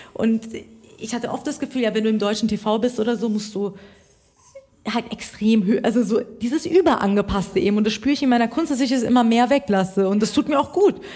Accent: Iran; now in Germany

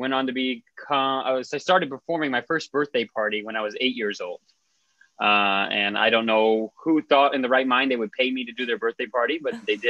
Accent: South Florida, United States; I'm from South Florida, which is where I am calling in from today

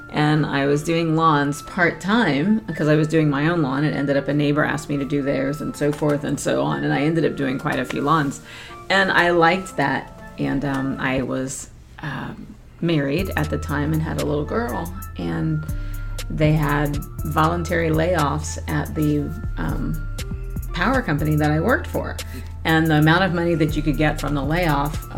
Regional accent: St. Petersburg, Florida, United States; Born and raised in St. Pete, Florida.

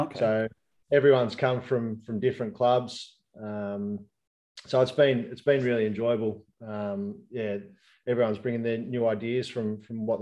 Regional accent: Albury, New South Wales, Australia; I grew up in Albury

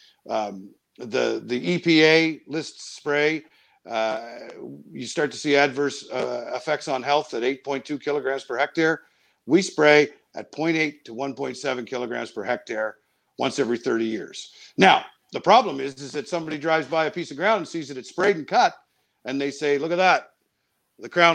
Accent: Miramichi, New Brunswick, Canada; my hometown of Miramichi

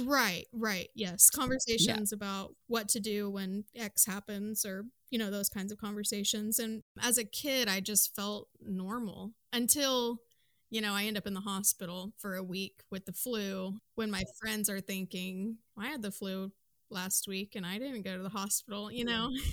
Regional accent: Midwest, United States; I am from the Midwest

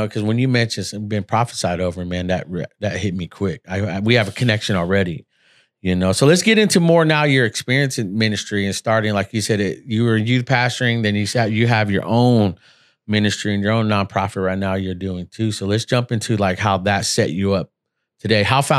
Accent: Seattle, Washington, United States; because I'm originally from Seattle, Washington.

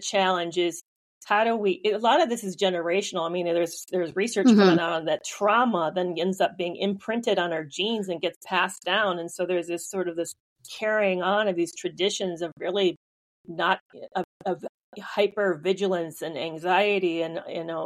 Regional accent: Michigan, United States; Grew up in Michigan

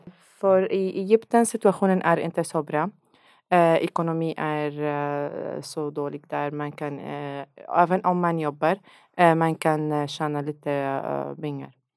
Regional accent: Syria; Swedish is a second language; moved away as an adult; now in Sweden; jag kommer från Syrien

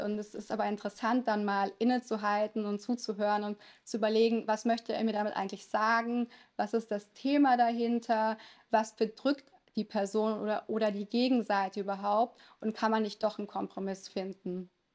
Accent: a small town in Lower Saxony, Germany; first language Italian; German is a second language; Wir hatten auch ganz klischeemäßig ein italienisches Restaurant in einem kleinen Ort in Niedersachsen

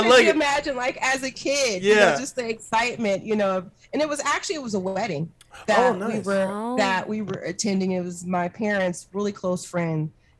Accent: Seattle, Washington, United States; also born or lived in Berkeley, California / Northern California; Have been raised predominantly on the West Coast, Northern California. I was born in Berkeley. Migrated here to the Seattle area in the late 70s and was raised within King County, South Seattle.

